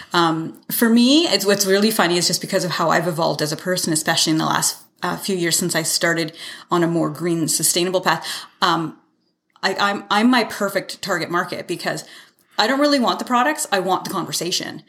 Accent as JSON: {"language": "English", "country": "Canada", "tie": "born or raised there", "also_born_or_lived": "Salmon Arm, British Columbia / Calgary / Toronto", "said": "I, I was born in Salmon Arm, but raised here"}